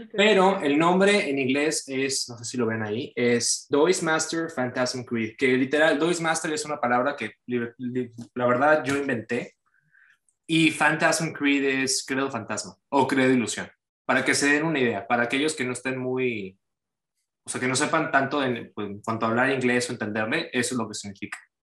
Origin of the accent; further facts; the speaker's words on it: Cancún, Quintana Roo, Mexico; now in United States; yo soy originario de Cancún, México, y pues ya tengo yo bastante tiempo viviendo, pues ahorita yo vivo ya de planta en Estados Unidos